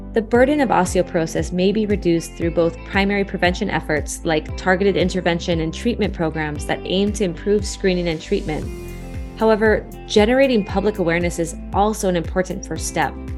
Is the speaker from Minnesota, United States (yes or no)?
no; Hawaii, United States; in my home state of hawaii